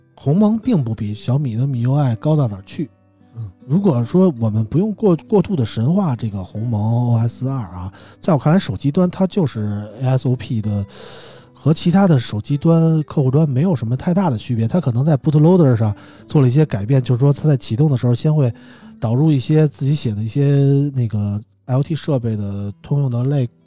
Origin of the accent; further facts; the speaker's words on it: Beijing, China; 大家知道我是北京人，喜欢国安